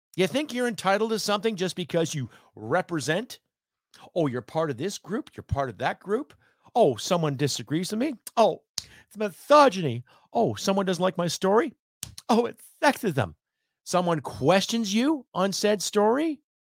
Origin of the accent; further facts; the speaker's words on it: Canada; I'm a Canadian